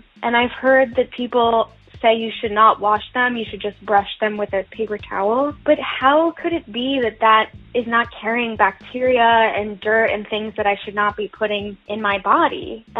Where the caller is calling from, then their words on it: New York, United States; I'm calling from New York.